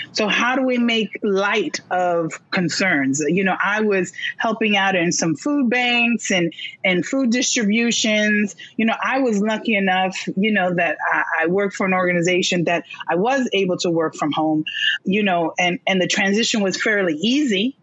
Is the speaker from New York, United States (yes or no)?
yes; New York City, New York, United States; I was born in Brooklyn